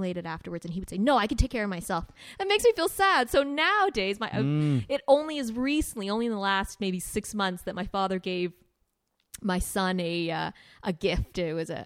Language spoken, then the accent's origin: English; Winnipeg, Manitoba, Canada; moved away as an adult; also born or lived in Toronto; I was from Winnipeg.